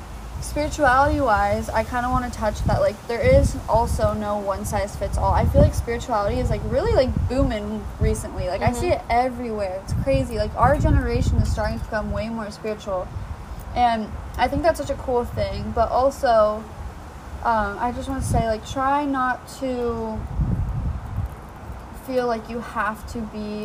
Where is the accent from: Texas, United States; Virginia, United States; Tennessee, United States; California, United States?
California, United States; Ventura; my hometown Ventura